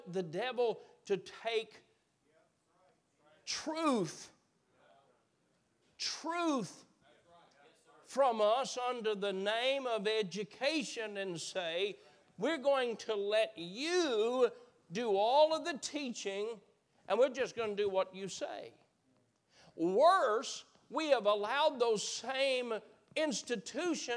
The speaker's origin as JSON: {"language": "English", "country": "United States", "said": "I am an American"}